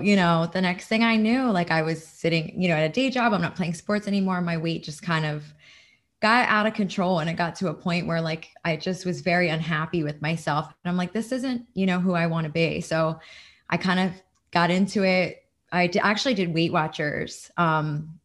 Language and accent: English; New Jersey, United States; now in Florida, United States; I'm from New Jersey originally. I live in Florida now.